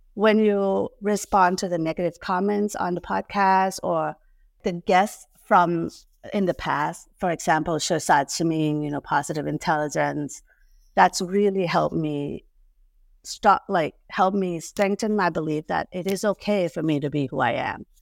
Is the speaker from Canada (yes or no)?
no; Thailand; moved away; I was born and raised in Thailand